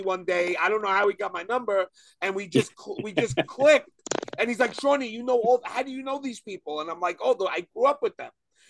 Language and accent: English; New York City, New York, United States; now in Long Island, United States; I grew up in Brooklyn my whole life. You know, I just moved out to Long Island.